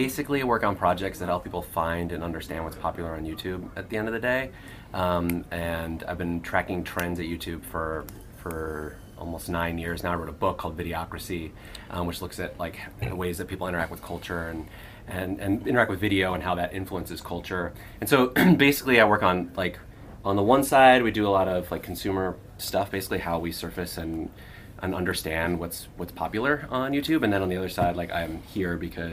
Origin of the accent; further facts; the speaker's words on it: Hollywood, Florida, United States; also born or lived in Ontario; I did grow up in north of Miami in South Florida